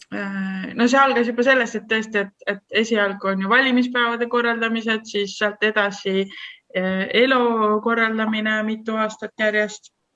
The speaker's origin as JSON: {"language": "Estonian", "country": "Estonia", "also_born_or_lived": "Netherlands", "said": "see … sealt Eestist"}